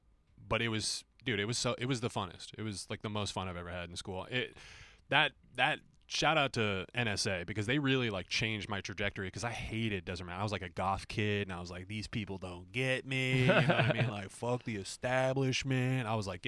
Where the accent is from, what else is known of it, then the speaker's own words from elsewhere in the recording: Phoenix, Arizona, United States; Yep. Born and raised.